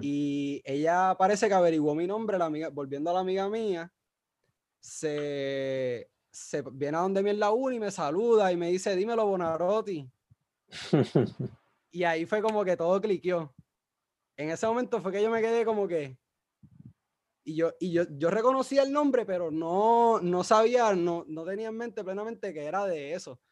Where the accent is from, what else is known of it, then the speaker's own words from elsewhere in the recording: San Juan, Puerto Rico; moved away as an adult; now in Mayagüez, Puerto Rico; yo soy de San Juan, ah, pero y me crié por allá, estudié allí en Maristas de Guaynabo